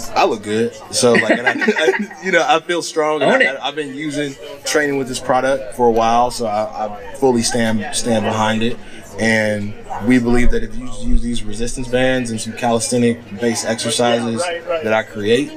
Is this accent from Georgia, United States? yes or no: yes; Georgia, United States; moved away; I'm from Georgia.